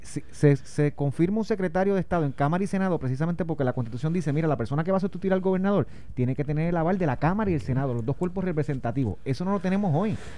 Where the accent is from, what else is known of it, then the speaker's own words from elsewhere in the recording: Puerto Rico; como yo puertorriqueño, que me quedo en Puerto Rico